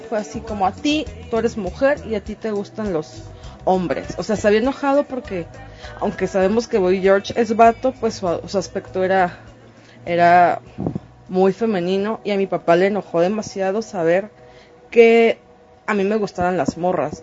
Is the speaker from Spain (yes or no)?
no; Mexicali, Baja California, Mexico; nací en la frontera, en Baja California, soy de Mexicali.